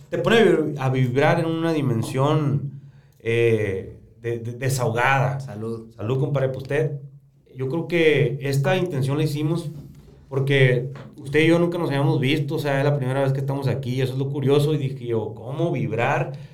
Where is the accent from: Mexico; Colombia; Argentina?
Mexico; Cananea, Sonora; yo soy de Cananea